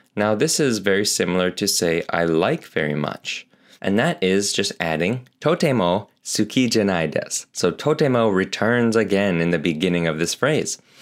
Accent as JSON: {"language": "English", "country": "Canada", "said": "as I'm Canadian, totem poles are a thing here"}